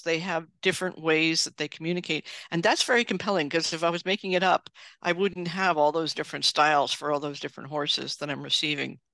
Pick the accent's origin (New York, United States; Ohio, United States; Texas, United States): New York, United States; New York City; I grew up in New York City